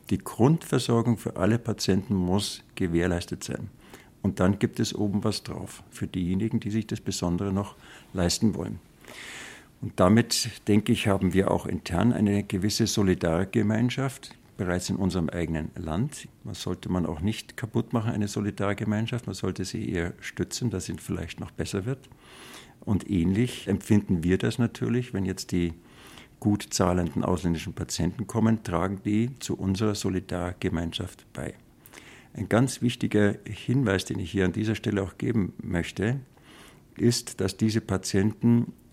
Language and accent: German; Bavaria, Germany; Ich bin Bayer, ich bin gern Bayer und ich bekenne mich dazu.